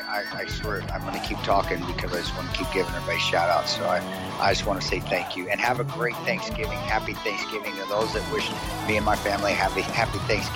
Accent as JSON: {"language": "English", "region": "Nebraska", "country": "United States", "said": "I'm the redneck from Nebraska."}